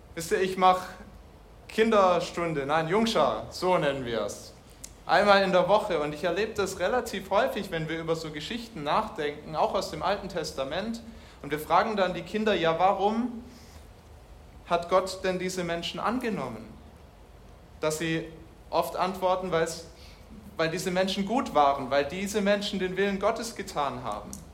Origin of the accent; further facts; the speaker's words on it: Germany; bei uns in Deutschland